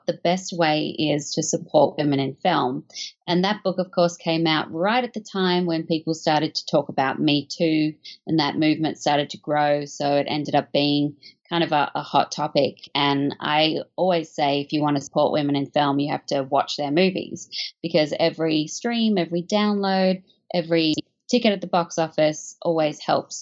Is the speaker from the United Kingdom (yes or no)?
no; Australia; moved away; as you can probably tell from my accent, I'm not from America. I was born in Australia, where I grew up on a steady diet of classic films